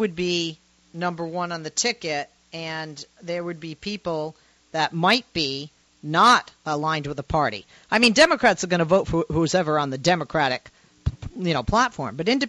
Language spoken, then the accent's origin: English; Massachusetts, United States; moved away; my home state of Massachusetts.